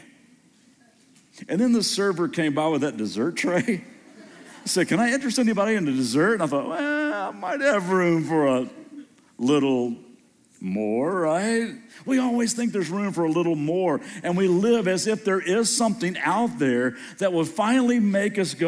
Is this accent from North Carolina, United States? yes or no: no; Kentucky, United States; moved away as an adult; also born or lived in Southern California; just moved back to Kentucky and grew up here in Kentucky